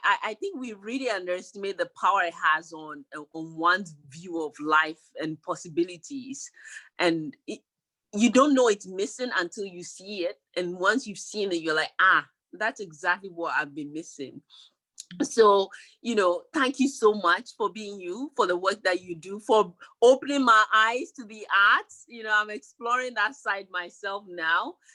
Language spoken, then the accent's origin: English; Ghana; moved away; I grew up in Ghana